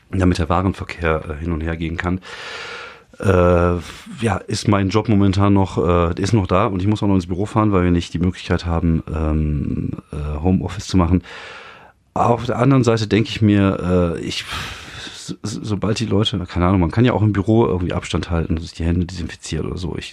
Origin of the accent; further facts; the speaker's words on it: France; ich bin ja in, in Frankreich aufgewachsen und äh, bei uns gab es so Telefone